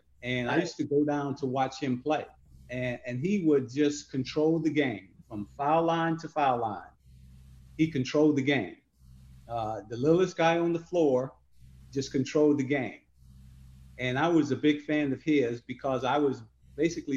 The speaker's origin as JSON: {"language": "English", "town": "Chicago", "region": "Illinois", "country": "United States", "tie": "born or raised there", "also_born_or_lived": "Sharon, Mississippi", "said": "I grew up in Stateway Gardens, 3618 South State Street."}